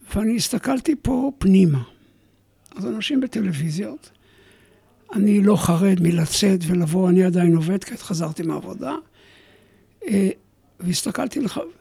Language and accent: Hebrew; Alumot, Northern District, Israel; moved away; אני במקור קיבוצניק